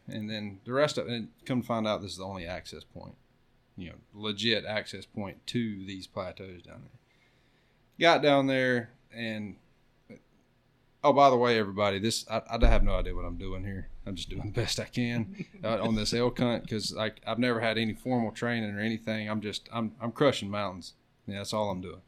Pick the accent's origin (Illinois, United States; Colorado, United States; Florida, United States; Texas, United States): Florida, United States; I'm from Florida